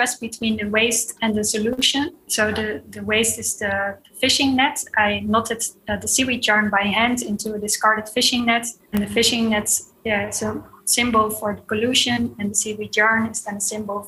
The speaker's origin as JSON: {"language": "English", "town": "The Hague", "region": "South Holland", "country": "Netherlands", "tie": "born or raised there", "said": "I grew up in The Hague, near to the beach."}